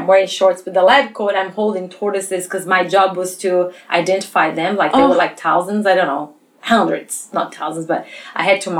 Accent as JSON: {"language": "English", "country": "Brazil", "second_language": "English", "said": "So all my education was in Brazil. And so you guys bear that with my accent."}